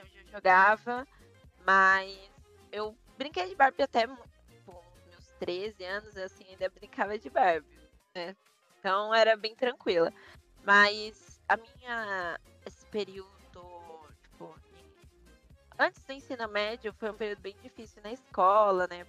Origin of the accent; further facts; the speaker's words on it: São Paulo, Brazil; Tenho 23 anos, sou de São Paulo, advogada